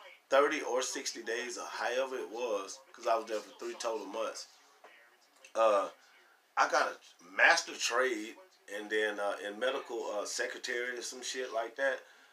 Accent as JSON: {"language": "English", "town": "New Orleans", "region": "Louisiana", "country": "United States", "also_born_or_lived": "Spanish Fort, Alabama", "said": "I'm from New Orleans, but at the same time, we moved to Spanish Fort, Alabama"}